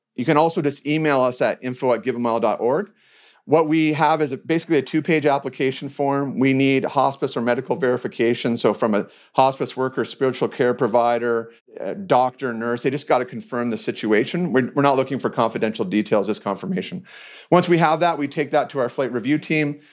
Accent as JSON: {"language": "English", "country": "Canada", "also_born_or_lived": "Calgary, Alberta", "said": "I'm from Canada. I'm in Calgary, Alberta"}